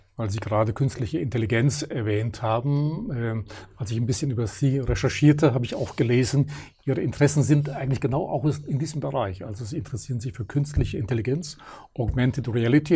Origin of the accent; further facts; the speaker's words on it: Germany; wir Deutschen